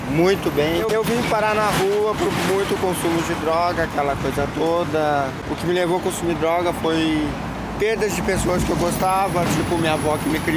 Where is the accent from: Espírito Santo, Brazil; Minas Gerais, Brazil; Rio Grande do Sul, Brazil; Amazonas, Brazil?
Rio Grande do Sul, Brazil; Porto Alegre; tenho 33 anos, sou natural daqui de Porto Alegre.